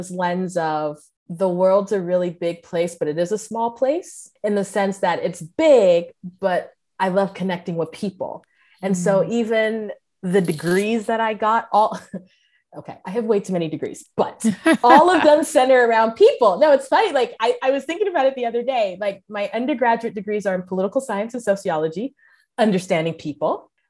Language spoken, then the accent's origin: English; Cameroon; accent: American; also born or lived in United States; oh, you grew up in Cameroon, but you sound very American. I'm like, yeah, because I was born in the States.